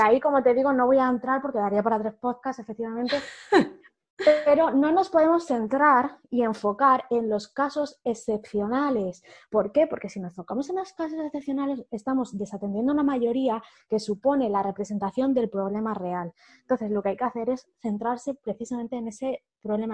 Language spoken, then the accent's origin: Spanish; Humanes de Madrid, Community of Madrid, Spain; soy de Madrid eh, he vivido toda la vida en un pueblo muy chiquitito del sur de Madrid que se llama Humanes